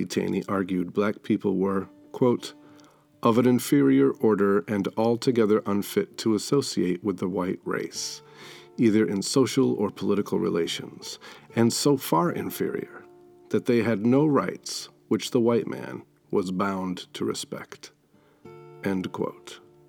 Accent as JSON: {"language": "English", "region": "Maine", "country": "United States", "said": "my home state of Maine"}